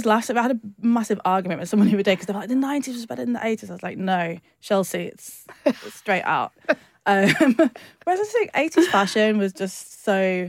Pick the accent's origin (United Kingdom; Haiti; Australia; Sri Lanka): United Kingdom; the Northwest, North West England; now in London, United Kingdom; because obviously I grew up in the Northwest in like a town where there just weren't that many black people.